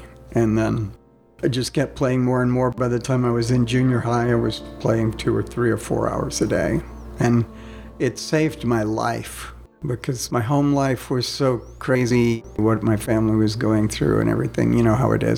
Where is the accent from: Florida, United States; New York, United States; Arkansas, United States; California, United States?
Florida, United States; Tampa; moved away; I was born in Tampa, Florida. I grew up in the South